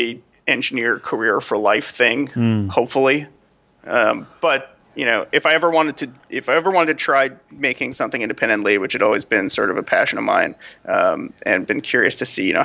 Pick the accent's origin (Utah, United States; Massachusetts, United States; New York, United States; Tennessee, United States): New York, United States; moved away as an adult; also born or lived in Los Angeles; I was from New York originally.